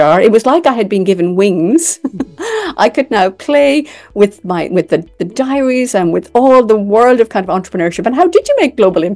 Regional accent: Ireland; I'm from Ireland.

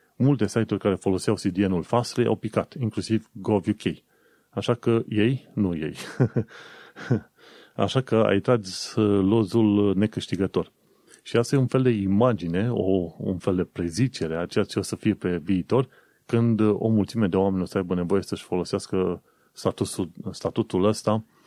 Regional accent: Romania; now in London, United Kingdom; un român în Londra

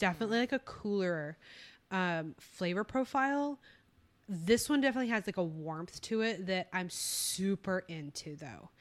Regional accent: Texas, United States; also born or lived in California; We're both Texas girls, though, uh, deep down

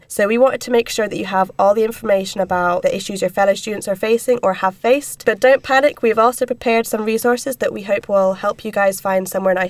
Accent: Inverness, Scotland, United Kingdom; It usually costs like £70, because I'm from Inverness, so I've travelled from there.

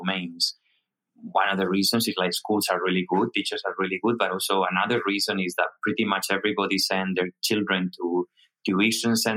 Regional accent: Spain; moved away as an adult; now in Hong Kong; I'm originally from Spain

